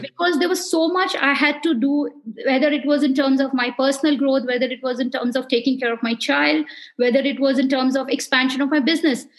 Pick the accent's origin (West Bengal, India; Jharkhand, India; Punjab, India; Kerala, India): West Bengal, India; Darjeeling; also born or lived in Siliguri; I was born in Darjeeling and being from that area